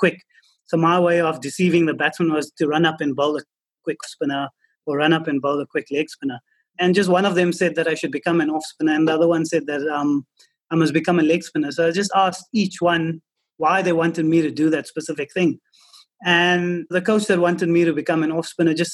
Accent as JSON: {"language": "English", "country": "South Africa", "tie": "born or raised there", "said": "growing up in South Africa"}